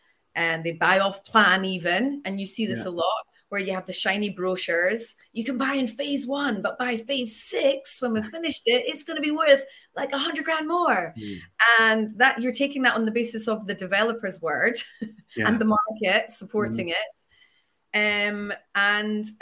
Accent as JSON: {"language": "English", "town": "Edinburgh", "region": "Scotland", "country": "United Kingdom", "tie": "born or raised there", "said": "growing up in Edinburgh"}